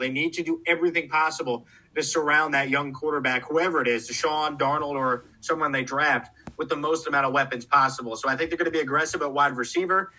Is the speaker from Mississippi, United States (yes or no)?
no; Syosset, New York, United States; I grew up on Long Island in, in Syosset, New York